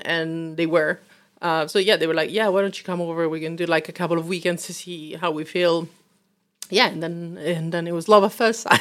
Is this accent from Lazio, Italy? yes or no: yes; Rome, Lazio, Italy; moved away as an adult; now in London, United Kingdom; obviously I'm from Rome